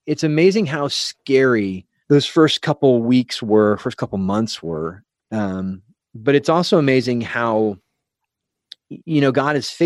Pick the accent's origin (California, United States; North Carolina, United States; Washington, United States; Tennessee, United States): California, United States; San Diego; we're from San Diego area